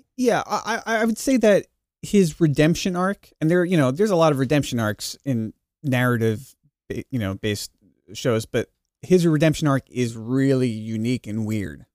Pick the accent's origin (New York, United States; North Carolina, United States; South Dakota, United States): New York, United States; Long Island; I grew up on Long Island. I grew up riding those trains.